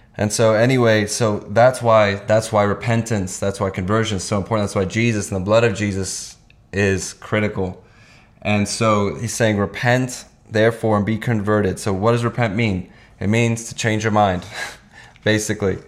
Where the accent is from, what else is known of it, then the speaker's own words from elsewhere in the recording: Hungary; moved away; I was born in Hungary and did kindergarten there